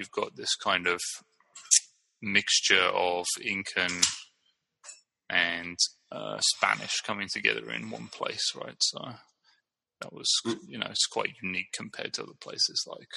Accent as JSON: {"language": "English", "town": "Brighton", "region": "South East England", "country": "United Kingdom", "moved": "yes", "lives_now": "San Leandro, United States", "said": "I'm from Brighton, England, and I'm living in San Leandro, California."}